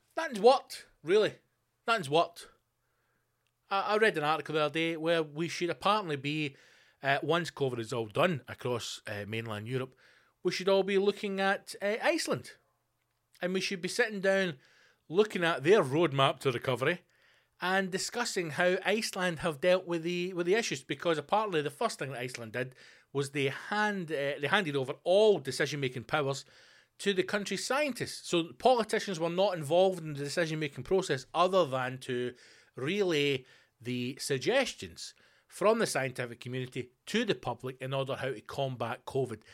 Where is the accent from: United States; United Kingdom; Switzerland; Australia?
United Kingdom; Scotland; in Scotland, our one percent is not the issue